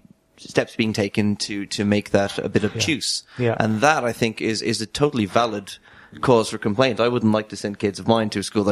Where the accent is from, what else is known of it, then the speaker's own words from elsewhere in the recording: Ireland; being Irish, I went to a Catholic school